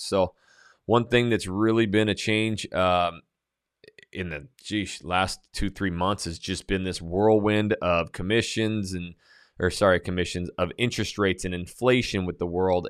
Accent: North Idaho, United States; I'm from North Idaho, a beer guzzling dude

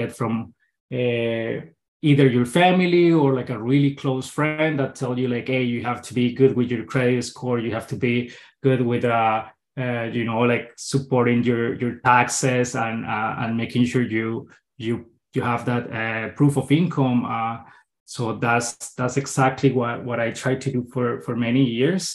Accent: Bogota, Colombia; English is a second language; moved away as an adult; now in Canada; So like I'm a Colombian. I'm originally from Bogota, the city of Colombia.

